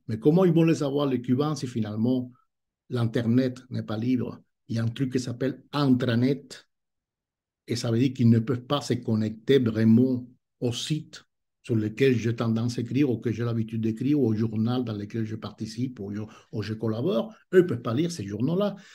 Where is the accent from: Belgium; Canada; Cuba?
Cuba; French is a second language; moved away as an adult; now in France; je suis né à Cuba